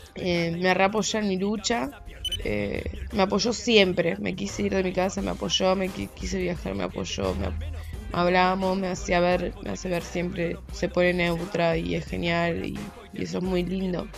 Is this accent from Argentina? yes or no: yes; Venado Tuerto, Santa Fe, Argentina; now in Rosario, Argentina; soy de Venado Tuerto, vivo en Rosario